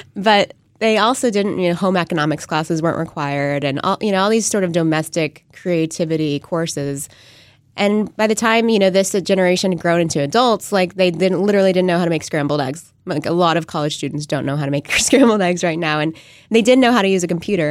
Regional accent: San Antonio, Texas, United States; moved away as an adult; also born or lived in Austin, Texas / Silicon Valley; I grew up in San Antonio

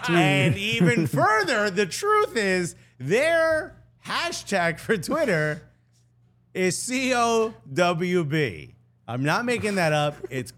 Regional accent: Newark, New Jersey, United States; So growing up, I'm from Newark.

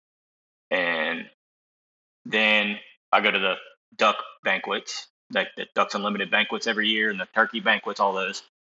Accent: Tallahassee, Florida, United States; I'm from Tallahassee, Florida. Lived here my whole life

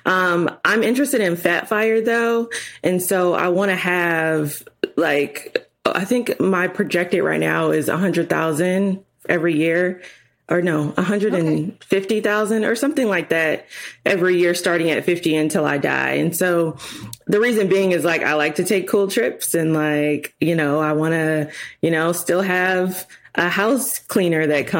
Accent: Chicago, Illinois, United States; moved away as an adult; also born or lived in Springfield, Illinois; I'm from Chicago, so moving to Springfield, Illinois

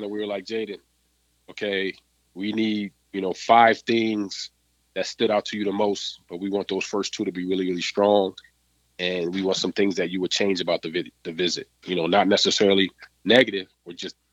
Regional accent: Rochester, New York, United States; moved away as an adult; now in Charlotte, United States; we're originally from Rochester, New York, which is really not that far from Detroit.

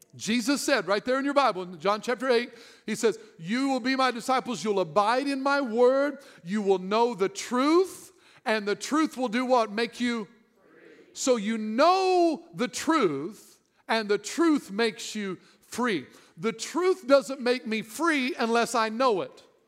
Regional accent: Southern Illinois, United States; I'm from Southern Illinois.

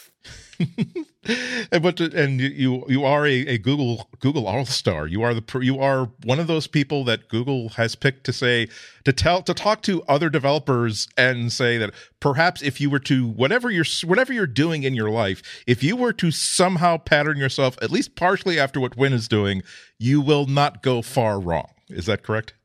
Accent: Australia; as an Australian

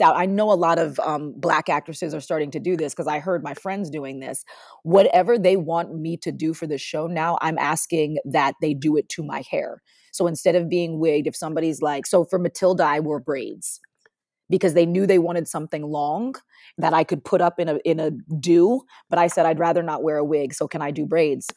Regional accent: Parsippany, New Jersey, United States; moved away as an adult; also born or lived in Washington, D.C. / Maryland; I started doing musical theater at this little place in my hometown called All Children's Theater in Parsippany, New Jersey

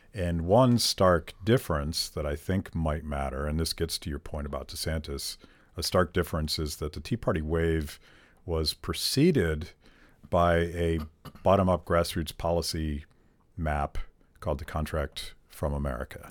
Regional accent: Pittsburgh, Pennsylvania, United States; I grew up in Pittsburgh

